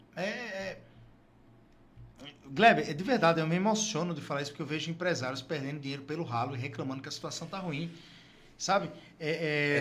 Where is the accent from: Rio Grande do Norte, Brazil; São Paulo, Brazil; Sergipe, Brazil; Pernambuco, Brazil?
Rio Grande do Norte, Brazil; Natal; also born or lived in Fortaleza / Brasília; sou do Rio Grande, do Norte, Natal.